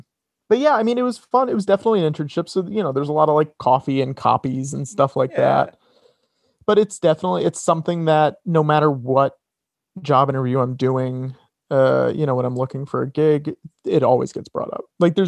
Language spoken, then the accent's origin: English; Connecticut, United States; I'm from Connecticut. Right. Yeah. So this was like less than an hour away.